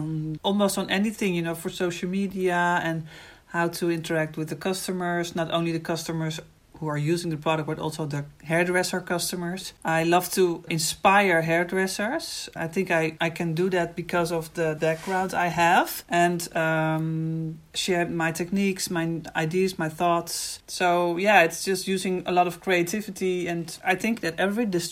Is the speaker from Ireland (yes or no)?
no; Netherlands; I'm from the Netherlands.